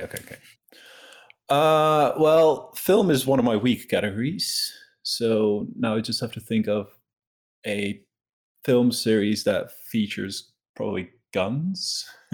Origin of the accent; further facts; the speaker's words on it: Netherlands; I'm from the Netherlands